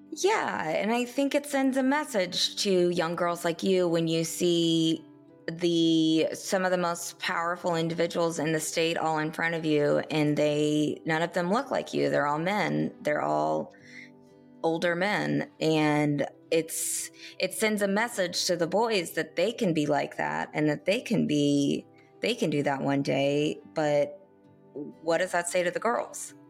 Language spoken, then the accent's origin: English; Kansas, United States; moved away; I'm from Kansas, um, went to the University of Kansas School of Journalism